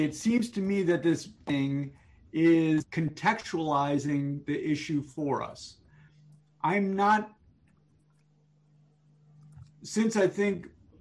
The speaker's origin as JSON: {"language": "English", "town": "New York City", "region": "New York", "country": "United States", "tie": "born or raised there", "said": "I grew up in New York City."}